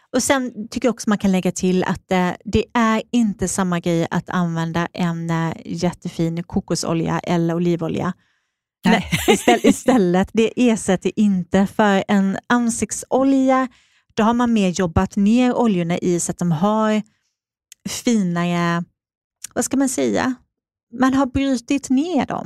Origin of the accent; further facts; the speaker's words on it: Småland, Sweden; accent: småländska; now in Stockholm, Sweden; jag är, eh, kommer från Småland